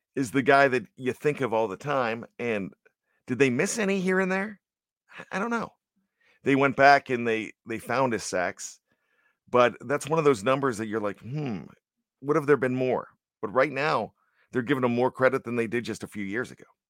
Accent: Johnstown, Pennsylvania, United States; growing up in Johnstown, P A, the flood city

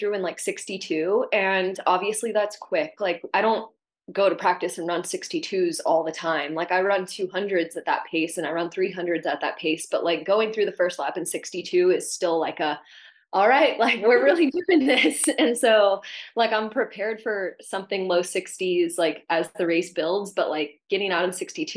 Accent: Mississippi, United States; moved away as an adult; also born or lived in Florida; I grew up in Mississippi and went to the University of Florida

